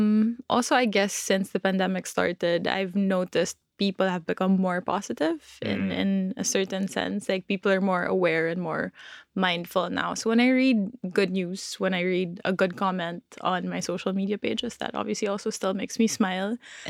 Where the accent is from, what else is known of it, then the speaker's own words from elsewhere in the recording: Philippines; born there; also born or lived in Hong Kong; So I was born in the Philippines, but in my early years, wow, I'm speaking like I'm 8 years old.